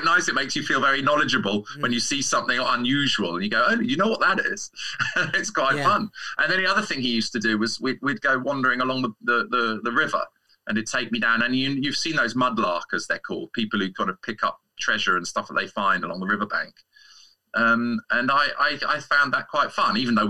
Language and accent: English; London, United Kingdom; I'm from London, yes. I'm from North London